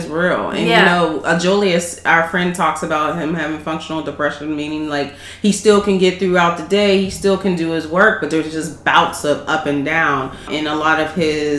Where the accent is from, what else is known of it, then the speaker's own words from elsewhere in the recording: Pittsburgh, Pennsylvania, United States; I was born and raised in Pittsburgh